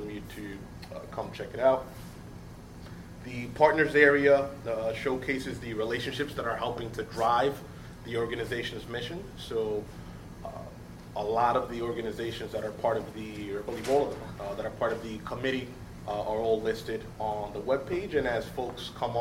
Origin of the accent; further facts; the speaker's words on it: New York City, New York, United States; I was born and raised in Harlem